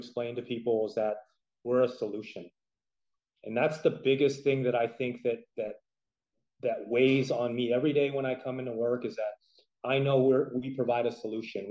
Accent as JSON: {"language": "English", "area": "San Francisco Bay Area", "region": "California", "country": "United States", "tie": "born or raised there", "moved": "as an adult", "lives_now": "Las Vegas, United States", "said": "a native of California, born and raised in the San Francisco Bay Area"}